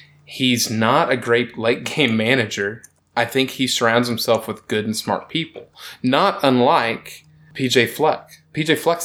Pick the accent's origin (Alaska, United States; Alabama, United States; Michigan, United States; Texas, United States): Texas, United States; now in Carolinas, United States; growing up in Texas